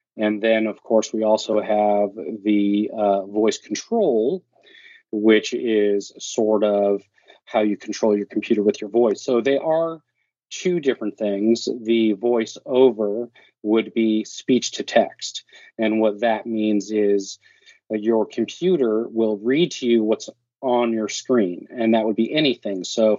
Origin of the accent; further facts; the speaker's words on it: California, United States; now in Oregon, United States; So I am originally from California, now living in Oregon.